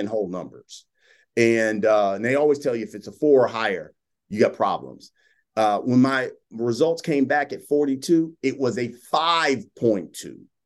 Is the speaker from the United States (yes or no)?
yes; Columbus, Ohio, United States; moved away as an adult; also born or lived in Dallas, Texas; I worked at a news radio station in my hometown of Columbus, Ohio.